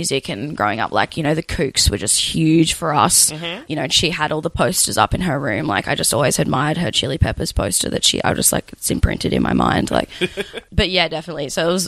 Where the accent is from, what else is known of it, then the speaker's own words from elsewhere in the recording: Bruny Island, Tasmania, Australia; Bruny Island, Tasmania. Right down the bottom.